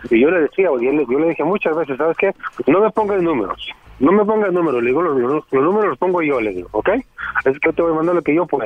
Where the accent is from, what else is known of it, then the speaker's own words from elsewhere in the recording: Michoacán, Mexico; Yo soy mexicano.